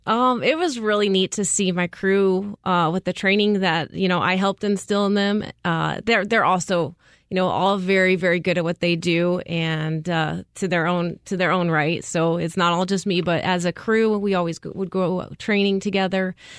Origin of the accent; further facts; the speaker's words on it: Prescott, Arizona, United States; now in Phoenix, United States; I grew up in Prescott, Arizona